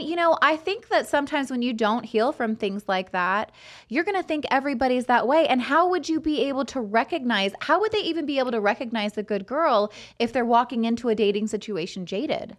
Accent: Fresno, California, United States; grew up in Fresno

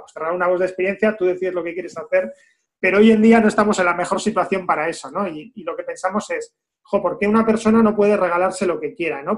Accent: Basque Country, Spain; como vascos

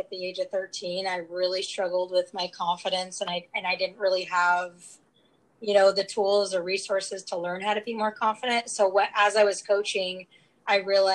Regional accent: Utah, United States; I transferred back to my home state because I'm from Utah.

